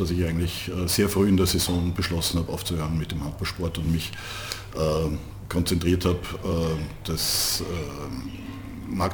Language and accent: German; Vienna, Austria; als Wiener hat man es in Niederösterreich auch nicht besonders leicht gehabt